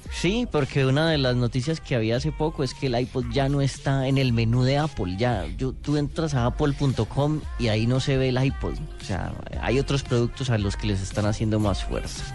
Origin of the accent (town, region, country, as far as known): Colombia